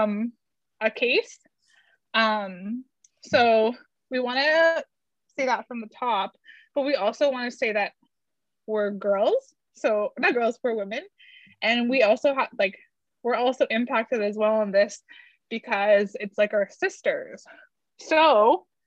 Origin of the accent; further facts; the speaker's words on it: Garden River First Nation, Ontario, Canada; now in Greater Toronto and Hamilton Area, Canada; I am from Garden River First Nation